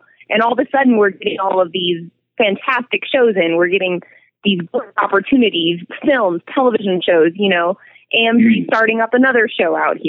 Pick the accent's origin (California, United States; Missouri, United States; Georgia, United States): California, United States; moved away as an adult; now in Albuquerque, United States; So I come from California originally. I was born and raised there, and my personality, my energy didn't really fit there. And I did, but it just didn't sit there. And so my parents moved to Albuquerque